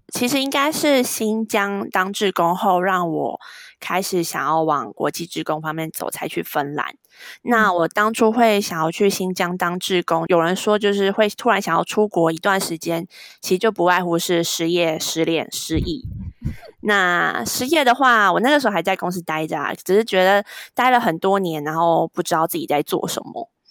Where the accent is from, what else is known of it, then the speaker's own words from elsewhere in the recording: Taipei, Taiwan; first language Chinese; 我是台北人